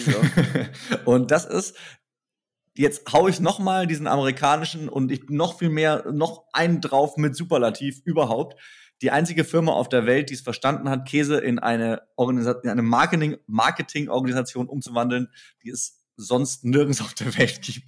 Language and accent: German; Germany; als Deutsche